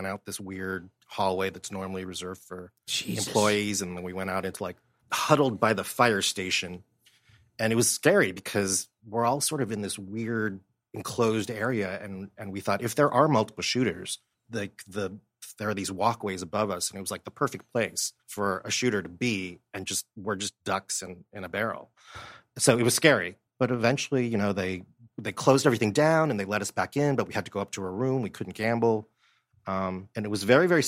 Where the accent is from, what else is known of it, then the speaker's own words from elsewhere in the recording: a suburb of Los Angeles, California, United States; also born or lived in Ohio / Boston; when we were 9, we moved to a suburb